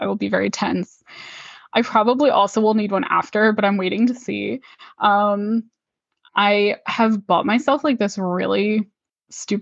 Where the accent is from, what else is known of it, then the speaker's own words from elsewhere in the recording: Pennsylvania, United States; my hometown in Pennsylvania